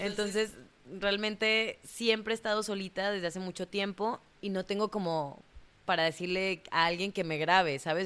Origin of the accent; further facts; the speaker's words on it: Monterrey, Nuevo León, Mexico; moved away as an adult; also born or lived in Mexico City / Cancún; cuando yo salí de Monterrey, que me fui a, a Ciudad de México